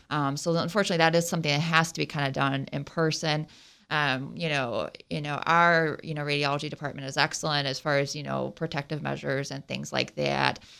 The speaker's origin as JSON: {"language": "English", "region": "Southwest Ohio", "country": "United States", "accent": "Ohio", "moved": "yes", "said": "I'm from Southwest Ohio between Dayton and Cincinnati"}